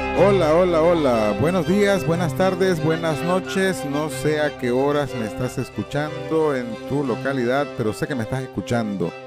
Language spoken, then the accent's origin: Spanish; Nicaragua; Somos nicas, naturalmente